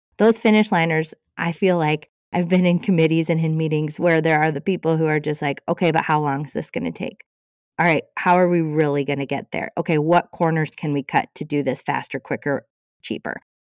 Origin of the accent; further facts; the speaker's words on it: Cascade, United States; my hometown of Cascade